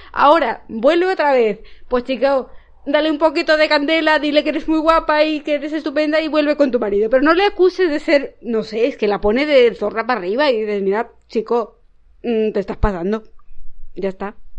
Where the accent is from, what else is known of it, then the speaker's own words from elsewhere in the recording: Spain; esto es un poco como los españoles y los italianos, que todo lo hacemos alrededor de la comida